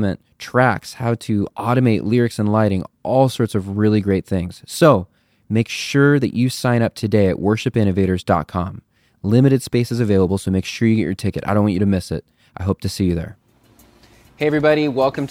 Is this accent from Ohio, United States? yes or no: no; Chicago, Illinois, United States; Chicago, my hometown